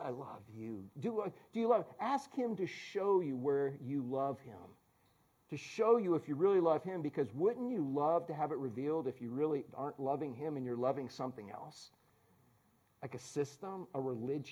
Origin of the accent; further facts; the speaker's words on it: Orlando, Florida, United States; we're from Orlando